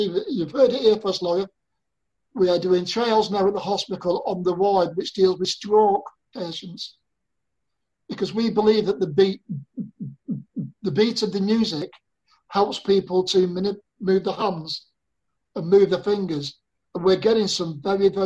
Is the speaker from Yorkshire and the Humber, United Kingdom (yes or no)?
no; Torbay, South West England, United Kingdom; here in my hometown of Torbay